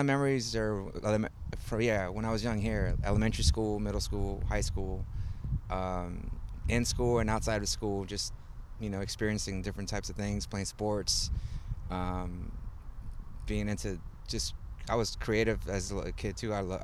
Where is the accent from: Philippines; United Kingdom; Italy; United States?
United States; Houston, Texas; also born or lived in Monterrey, Mexico; I was born in Monterrey, and so my parents moved here when I was 3 or 4, and they moved to like the north side of the city, kind of like Quitman, Fulton area, and I spent like 6-8 years there.